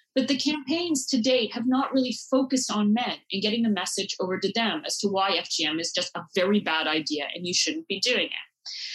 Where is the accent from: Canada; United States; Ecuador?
Canada; I grew up in Canada